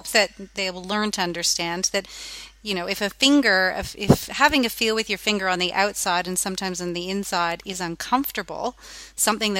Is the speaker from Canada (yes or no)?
yes; Canada; now in Australia; I am Canadian at heart, even though I am now an Australian